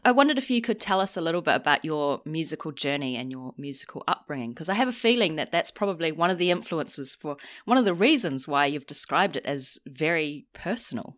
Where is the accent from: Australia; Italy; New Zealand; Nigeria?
New Zealand; now in London, United Kingdom; I'm from New Zealand